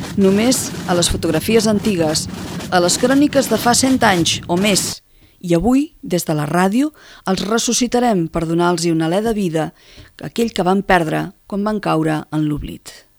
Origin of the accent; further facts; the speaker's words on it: El Vendrell, Catalonia, Spain; del Vendrell, en aquest cas el miserere concret del meu poble